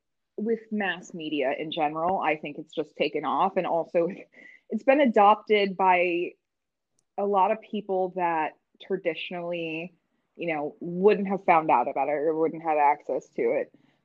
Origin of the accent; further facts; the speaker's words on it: Midwest, United States; like growing up in the Midwest, it's, you know, it's a lot of culture and a lot of our experiences are very monochromatic.